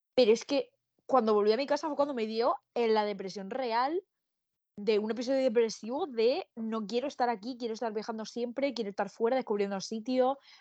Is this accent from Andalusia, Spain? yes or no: no; Murcia, Region of Murcia, Spain; Yo soy de Murcia